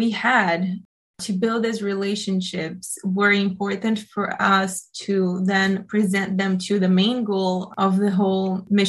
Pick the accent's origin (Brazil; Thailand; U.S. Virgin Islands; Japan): Brazil; And so I went back to Brazil and I continued being a missionary, but I was a missionary in my hometown.